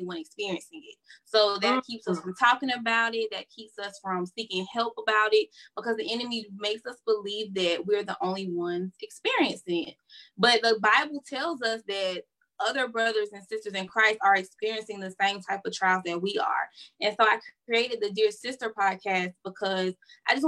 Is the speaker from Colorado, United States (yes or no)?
no; Florence, South Carolina, United States; now in Columbia, United States; I'm originally from Florence, South Carolina, but I currently reside in Columbia